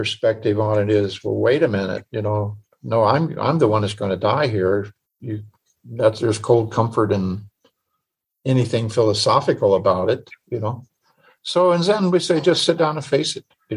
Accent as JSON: {"language": "English", "region": "Illinois", "country": "United States", "tie": "born or raised there", "said": "I grew up in Illinois"}